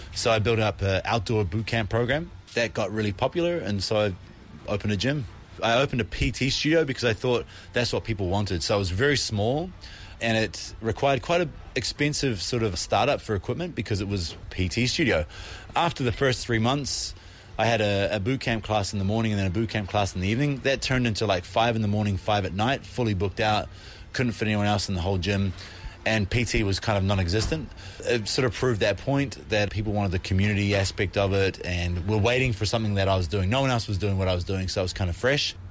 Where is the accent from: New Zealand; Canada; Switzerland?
New Zealand; now in Korea; I'm from New Zealand.